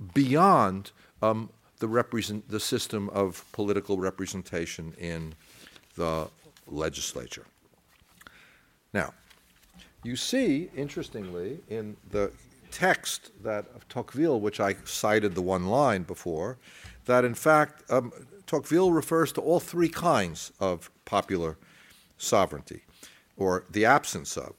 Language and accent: English; United States; accent: American